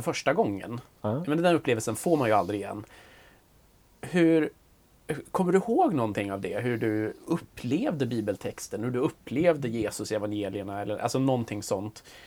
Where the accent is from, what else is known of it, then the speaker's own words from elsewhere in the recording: Grängesberg, Dalarna County, Sweden; Grängesberg i det fallet som jag är ifrån